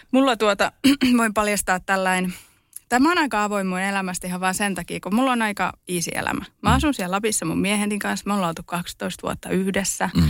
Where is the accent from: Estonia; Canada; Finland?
Estonia; born there; Siis mä oon syntynyt Virossa, Neuvostoliitossa.